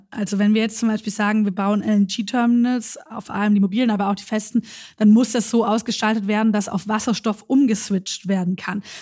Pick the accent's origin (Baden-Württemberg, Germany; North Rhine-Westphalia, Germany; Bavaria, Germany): Baden-Württemberg, Germany; Schwäbisch Gmünd; ich komme aus einem Wahlkreis, ich komme aus Schwäbisch Gmünd. Ähm, dort gibt es die Mutlanger Friedenshütte.